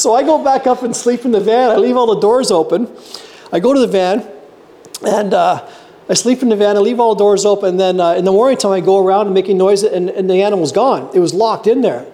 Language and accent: English; Canada; also born or lived in Whistler; now in Lower Coverdale, Canada; I'm a Canadian